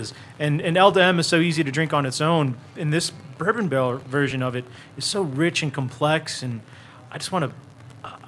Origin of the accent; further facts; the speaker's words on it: Katy, Texas, United States; I grew up in Katy. I've always considered No Label my hometown brewery